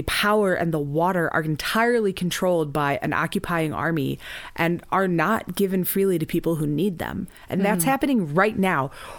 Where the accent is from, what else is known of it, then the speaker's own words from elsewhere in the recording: United States; I am deeply American.